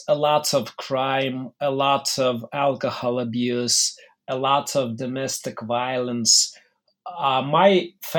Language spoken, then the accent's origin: English; Mogilev, Mogilev Region, Belarus; moved away as an adult; also born or lived in Minsk, Belarus / Moscow, Russia; I was born in 1972 in Mogilev, which at the time was part of the Belarusian Soviet Socialist Republic. And I grew up in one of the worst neighborhoods of the city